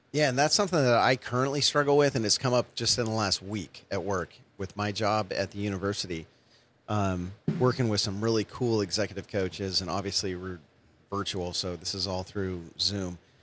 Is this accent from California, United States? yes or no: yes; San Francisco Bay Area, California, United States; now in Long Beach, United States; I'm from the Bay Area